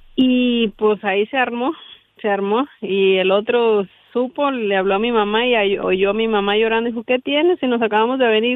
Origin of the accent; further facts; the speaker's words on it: Michoacán, Mexico; now in Nevada, United States; yo soy de Michoacán.